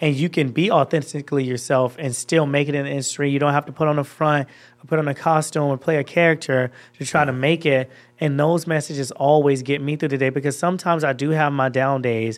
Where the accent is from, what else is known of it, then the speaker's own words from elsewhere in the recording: Georgia, United States; accent: Georgia; moved away as an adult; now in Los Angeles, United States; it's my Georgia accent. This is how I talk when I'm back at home